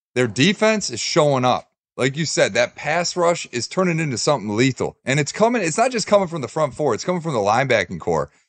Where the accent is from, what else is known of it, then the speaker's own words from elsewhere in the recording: Detroit, Michigan, United States; My hometown Detroit